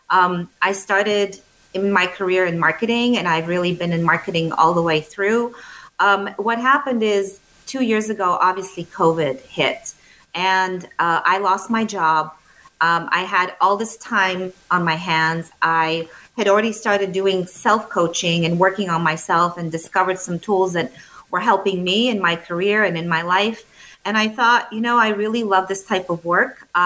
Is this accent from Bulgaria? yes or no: yes; Bulgaria; English is a second language; I am from Europe. I grew up in a very small country. I was born in a, um, uh, Bulgaria, which at the time was a communist country.